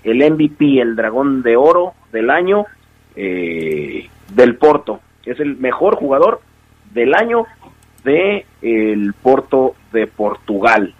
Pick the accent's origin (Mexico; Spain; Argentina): Mexico; somos mexicanos y estamos en México